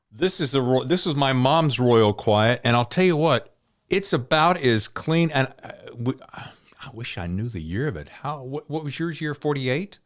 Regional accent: the Dirty South, United States; now in California, United States; I'm from the Dirty South

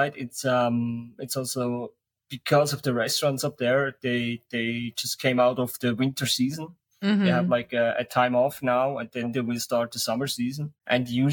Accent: St. Gallen, Switzerland; St. Gallen, my hometown.

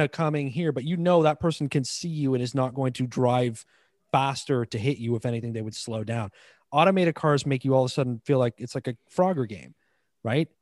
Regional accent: Toronto, Ontario, Canada; I grew up in Toronto

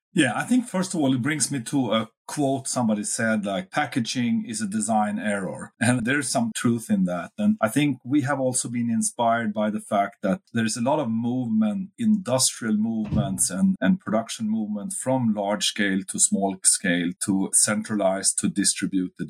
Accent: Uppsala, Uppsala County, Sweden; my hometown Uppsala

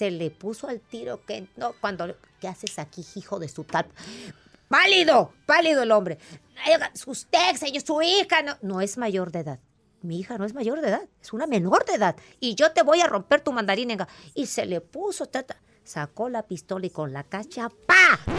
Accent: Veracruz, Mexico; soy jarocha.

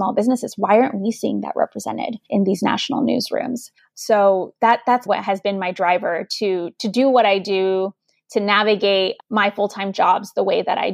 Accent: Chicago, Illinois, United States; first language Spanish; English is a second language; I grew up in Chicago, Illinois, on the northwest side in this neighborhood called Humboldt Park

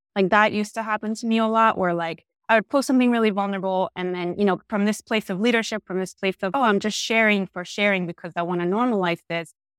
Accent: Argentina; moved away as an adult; also born or lived in New York; I am originally from Argentina. I moved to New York when I was eighteen years old.

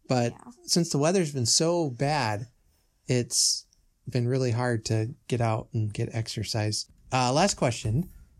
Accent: Lafayette, Indiana, United States; When I was young, growing up in Lafayette, my daily world was restricted to the areas that I could reach on my bicycle.

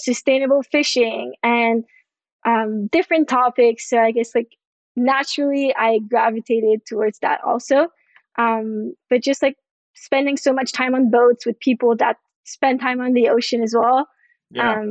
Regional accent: Montreal, Quebec, Canada; moved away as an adult; now in Florida, United States; I'm from Montreal, from Canada. I just moved to Florida in November

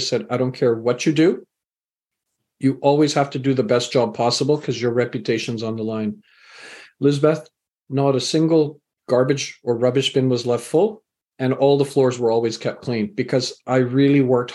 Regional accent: Canada; also born or lived in England; I was born in England, raised in Canada.

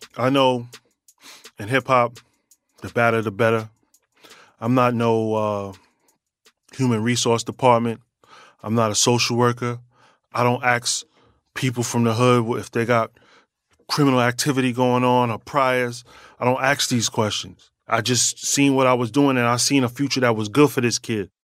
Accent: New York City, New York, United States; I'm a New Yorker, born and raised

